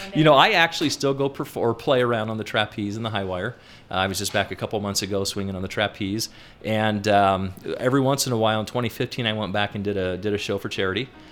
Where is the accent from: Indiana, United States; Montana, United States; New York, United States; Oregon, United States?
Indiana, United States; Peru; now in Utah, United States; my hometown had a circus based out of it. I grew up in Peru, Indiana, circus